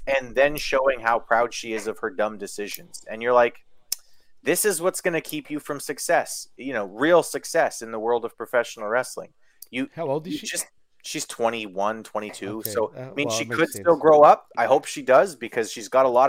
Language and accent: English; Kenora, Ontario, Canada; where I grew up in Kenora